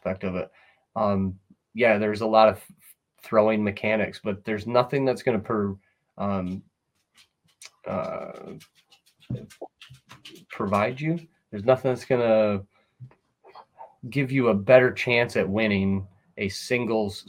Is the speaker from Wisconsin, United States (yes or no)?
no; Sidney, New York, United States; born and raised on the Susquehanna